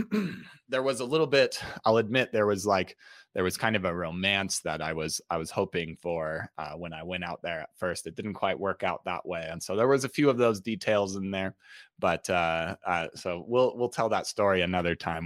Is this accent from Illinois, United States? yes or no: no; Utah, United States; I grew up in Utah.